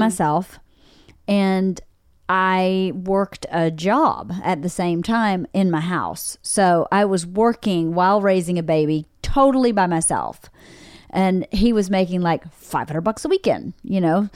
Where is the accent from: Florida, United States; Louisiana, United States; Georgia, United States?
Georgia, United States; accent: Southern; moved away; I'm not from Nova Scotia, but I'm from Georgia, and we definitely have seasons